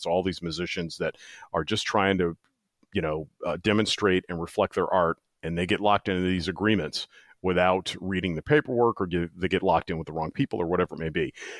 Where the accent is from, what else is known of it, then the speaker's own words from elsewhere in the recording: East Coast, United States; also born or lived in Midwest; so I'm originally from the East Coast, spent most of my life in the Midwest, and now I plan on spending the remainder of my time on the planet on the West Coast.